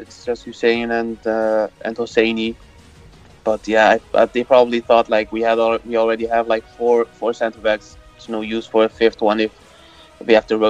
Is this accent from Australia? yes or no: no; Rotterdam, South Holland, Netherlands; I'm from Rotterdam also, and also a Feyenoord fan